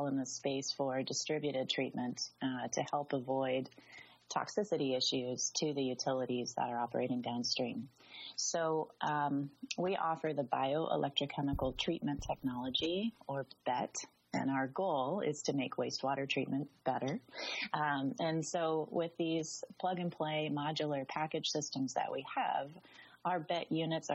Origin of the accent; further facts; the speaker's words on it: Southwest, United States; moved away; also born or lived in Southern California; I grew up in the Southwest, Arizona and New Mexico, high deserts, in some very rural areas